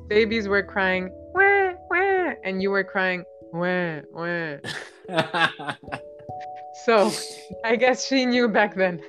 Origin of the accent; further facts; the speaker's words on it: Albania; first language Albanian; English is a second language; moved away as an adult; also born or lived in Edinburgh, Scotland; now in College Park, United States; I grew up in Albania